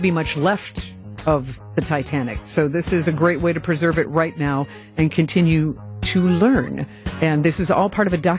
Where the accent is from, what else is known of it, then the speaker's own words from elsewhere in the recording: Chippewa Falls, Wisconsin, United States; You ever, uh, ever been to Wisconsin? Well, they have some of the coldest winters around. I grew up there near Chippewa Falls.